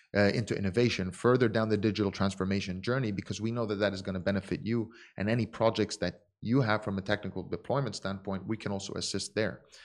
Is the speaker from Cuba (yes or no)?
no; Dubai, United Arab Emirates; also born or lived in Abu Dhabi; I was born in Abu Dhabi. I was raised in Dubai